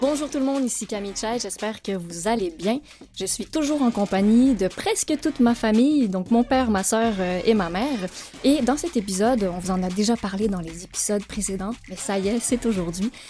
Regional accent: Laval, Quebec, Canada; moved away; on a grandi à Laval

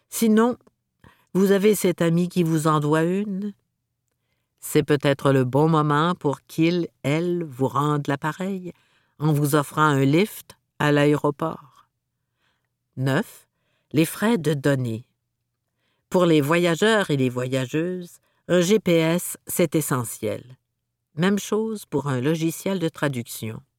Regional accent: Montreal, Quebec, Canada; En tant que Montréalais, je me rends à notre aéroport local en utilisant le bus 747.

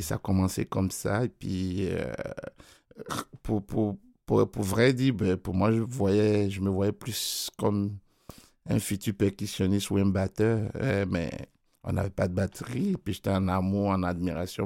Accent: Côte d’Ivoire; moved away; mon pays d'origine d'où je viens. Parce qu'en Côte d'Ivoire

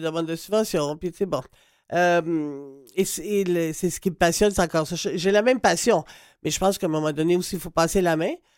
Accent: Quebec, Canada; chez nous, au Québec

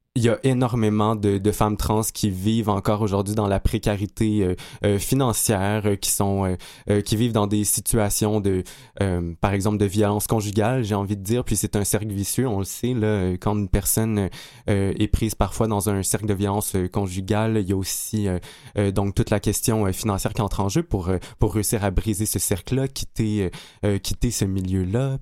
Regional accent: Abitibi-Témiscamingue, Quebec, Canada; je suis natif de l'Abitibi-Témiscamingue

